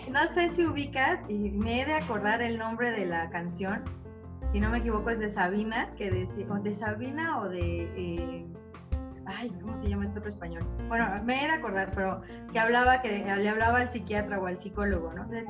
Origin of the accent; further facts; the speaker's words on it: Saltillo, Coahuila, Mexico; born there; now in Toluca, Mexico; Yo nací en Saltillo, pero pues hace mucho tiempo vivo acá en Toluca, entonces bueno, ya por eso ni acento tengo ni nada.